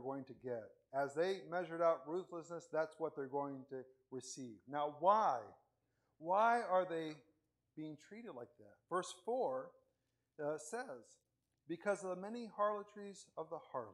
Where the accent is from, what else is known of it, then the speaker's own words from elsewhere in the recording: Venezuela; also born or lived in Spain; now in United States; In Venezuela, the time that I grew up in Venezuela